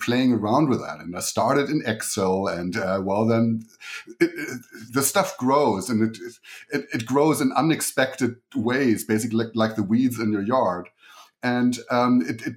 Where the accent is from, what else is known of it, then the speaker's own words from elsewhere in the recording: Germany; accent: German; English is a second language; moved away as an adult; So the accent you're hearing is German. So I grew up in Germany and came here about 14 years ago